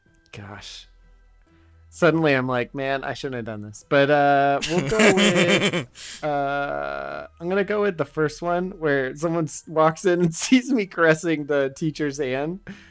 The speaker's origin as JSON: {"language": "English", "region": "California", "country": "United States", "said": "Yeah, you know, I'm from California."}